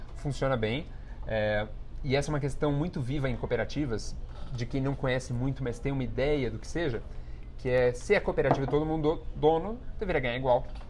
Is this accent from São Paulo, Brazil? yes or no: yes; São Paulo, Brazil; eu venho de um bairro periférico aqui de São Paulo que chama Vila Ed. É, e para toda aquela minha referência de comunidade, de onde eu cresci